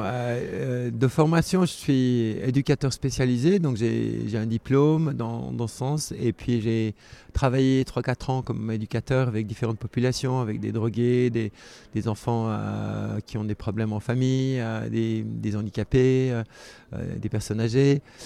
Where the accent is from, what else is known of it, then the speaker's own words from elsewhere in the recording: Geneva, Switzerland; je suis né en 1960 à Genève, donc je suis suisse.